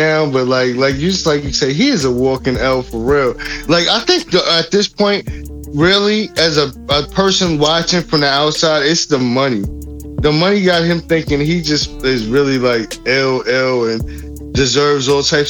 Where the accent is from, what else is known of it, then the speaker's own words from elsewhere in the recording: New York, United States; But that's because I'm from New York.